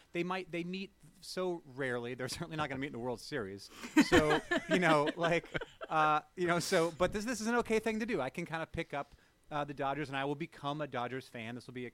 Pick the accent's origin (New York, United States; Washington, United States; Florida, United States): Washington, United States; Bremerton; Well, I grew up in Bremerton, Washington, across the water. And my dad was in the Navy and they moved out here in the mid-70s and kind of decided that they were going to stay.